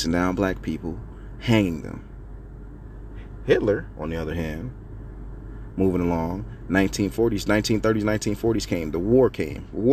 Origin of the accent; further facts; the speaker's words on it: United States; As an American civilian